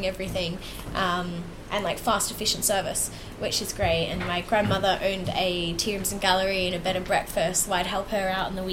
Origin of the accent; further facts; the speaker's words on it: Melbourne, Victoria, Australia; now in United Kingdom; I'm originally from Melbourne, Australia